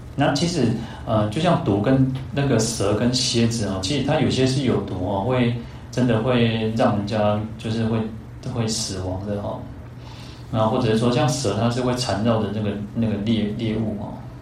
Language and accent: Chinese; Taiwan; 我们以台湾来讲